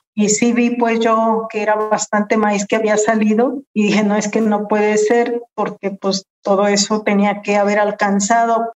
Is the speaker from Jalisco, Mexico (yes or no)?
yes; Tuxpan, Jalisco, Mexico; Soy de Tuxpan, Jalisco, es el sur de Jalisco, es un pueblo náhuatl